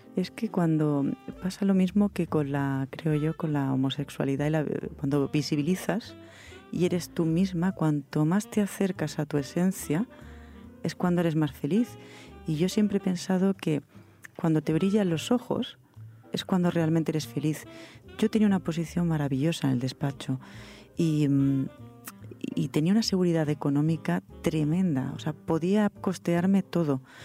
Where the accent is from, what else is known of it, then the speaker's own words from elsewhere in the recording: Granada, Andalusia, Spain; now in Madrid, Spain; Yo me, me eduqué, me crié en Granada, eh, en provincias, que no es lo mismo que criarse aquí en Madrid